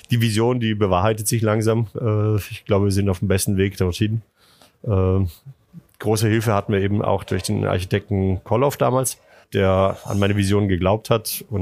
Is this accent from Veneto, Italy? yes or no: yes; Jesolo, Veneto, Italy; moved away as an adult; now in Germany; Unweit von Venedig, also nur Katzensprung nach Venedig. Ich bin auch in Venedig zur Schule gegangen. Später dann erstmal zeitweise ausgewandert nach Deutschland